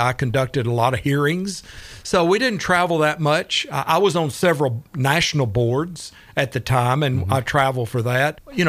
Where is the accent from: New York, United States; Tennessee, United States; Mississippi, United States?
Tennessee, United States; Chattanooga; moved away as an adult; We moved here in 1989 from Chattanooga, where I was raised. Mm. My father was a minister, and so I went to school in Chattanooga and got my college degree at University of Tennessee at Chattanooga.